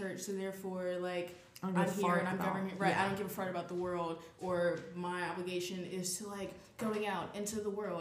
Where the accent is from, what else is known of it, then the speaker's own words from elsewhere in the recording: Louisiana, United States; I'm from Louisiana